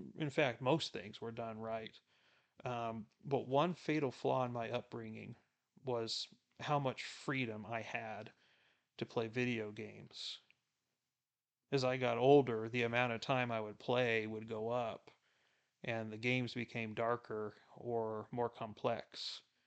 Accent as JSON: {"language": "English", "region": "South Texas", "country": "United States", "tie": "born or raised there"}